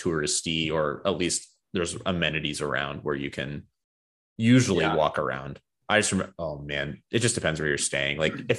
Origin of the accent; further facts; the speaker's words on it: Arizona, United States; I'm from Arizona.